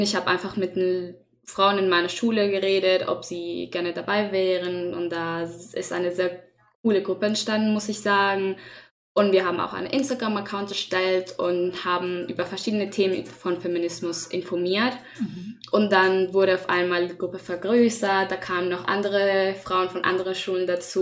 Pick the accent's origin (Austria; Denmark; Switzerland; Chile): Chile; German is a second language; moved away as an adult; now in Germany; ich komme nicht aus Deutschland. Ich komme aus Chile, das ist in Südamerika, falls ihr nicht weißt. ähm, und ich habe die ersten 19 Jahre meines Lebens da gelebt